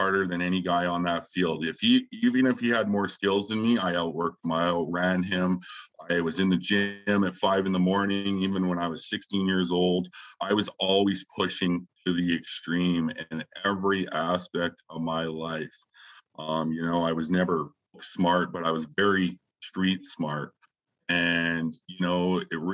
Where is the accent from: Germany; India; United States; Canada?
Canada; Taber, Alberta; I grew up in a small town in southern Alberta, Tabor, Alberta